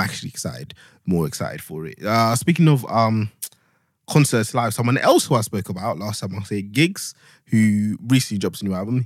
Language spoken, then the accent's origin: English; Luanshya, Copperbelt Province, Zambia; now in United Kingdom; I'm a boy from Luanshya